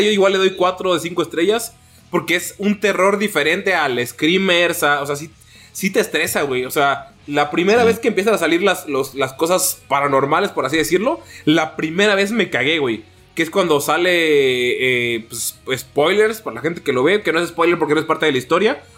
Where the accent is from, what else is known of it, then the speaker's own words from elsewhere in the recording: Mexico; como mexicano